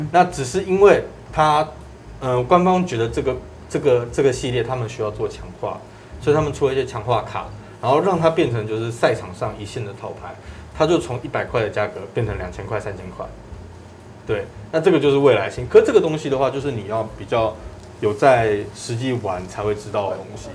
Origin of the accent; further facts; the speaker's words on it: Taipei, Taiwan; 这个是我小时候在 台北观光商场附近有一家叫做第一家的球员卡片店